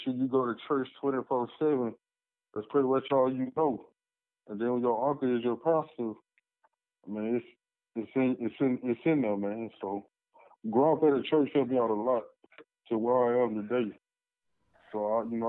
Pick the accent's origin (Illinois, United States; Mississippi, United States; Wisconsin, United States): Mississippi, United States; Hattiesburg; also born or lived in Houston, Texas; I was born in Houston, Texas, man, but I've been raised in Hattiesburg, Mississippi, the 601 area code my whole life